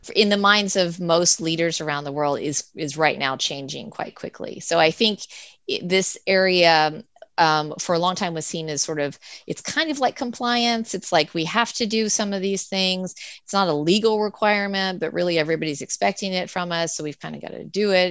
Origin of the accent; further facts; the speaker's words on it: United States; I'm an American